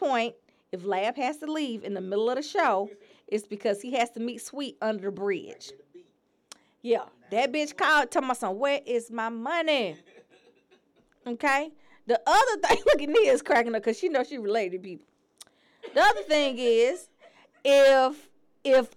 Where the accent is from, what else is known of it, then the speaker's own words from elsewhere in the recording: Atlanta, Georgia, United States; I'm from Atlanta